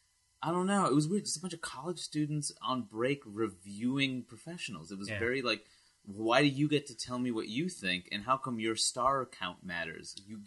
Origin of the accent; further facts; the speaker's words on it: California, United States; Well, I grew up in California before I moved here, and that's why I sound like it.